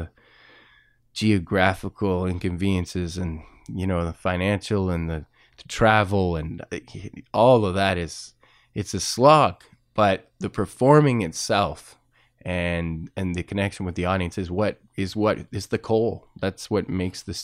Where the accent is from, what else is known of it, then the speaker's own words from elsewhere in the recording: Winnipeg, Manitoba, Canada; now in Hamilton, Canada; I was born in Winnipeg. Hamilton reminds me a lot of Winnipeg, which is the city of my childhood.